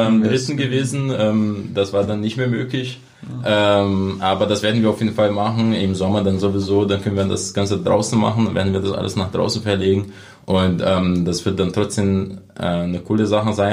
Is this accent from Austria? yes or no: no; Brazil; German is a second language; moved away as an adult; now in Cottbus, Germany